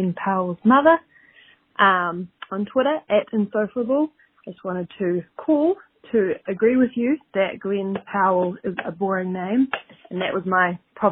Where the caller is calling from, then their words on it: New Zealand; I'm calling from New Zealand